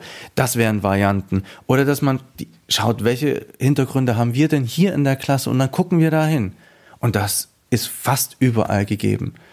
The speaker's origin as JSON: {"language": "German", "country": "Afghanistan", "said": "gemacht und wie hat sich Afghanistan entwickelt. Und auf einmal merken die Leute, eh, das ist wichtig, wo ich herkomme"}